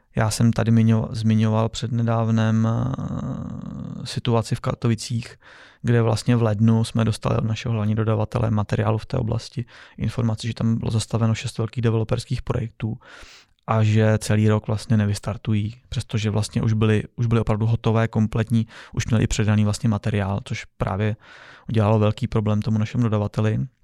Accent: Czechia; u nás v Čechách

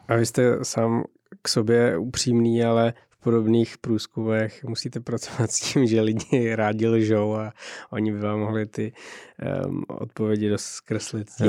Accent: Czechia; každý, kdo jako z Čech

